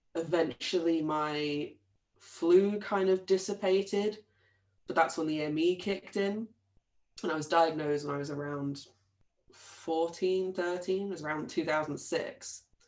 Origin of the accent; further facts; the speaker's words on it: Brighton, South East England, United Kingdom; I grew up in Brighton in the in England